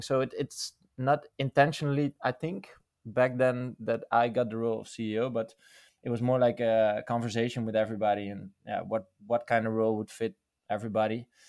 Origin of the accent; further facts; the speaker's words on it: Netherlands; born and raised in the Netherlands.